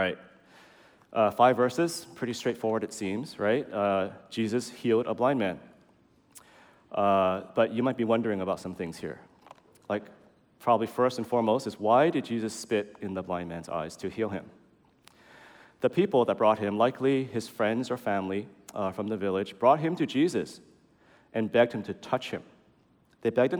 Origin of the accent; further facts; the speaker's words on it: San Francisco, California, United States; I'm from SF. I grew up here